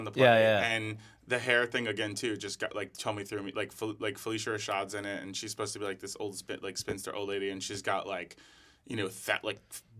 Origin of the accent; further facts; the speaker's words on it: New York, United States; now in Los Angeles, United States; I live right by a station. I'm from New York